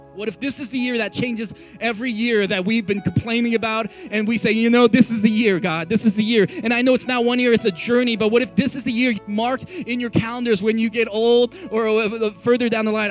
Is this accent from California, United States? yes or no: yes; San Francisco, California, United States; also born or lived in Texas; now in Colorado, United States; I grew up in San Francisco, California